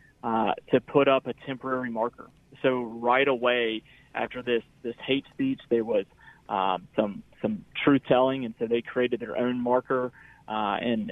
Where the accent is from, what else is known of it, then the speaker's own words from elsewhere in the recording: Mississippi, United States; we as Mississippians